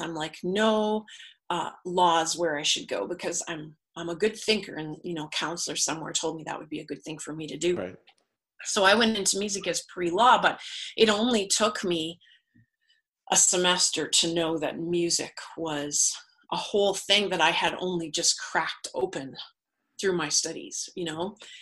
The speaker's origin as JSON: {"language": "English", "region": "Manitoba", "country": "Canada", "tie": "born or raised there", "said": "I grew up in Manitoba"}